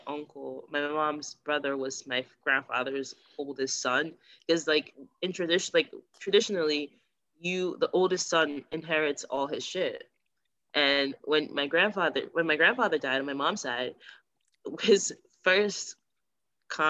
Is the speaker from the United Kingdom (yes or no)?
no; Nigeria; I am a Nigerian Catholic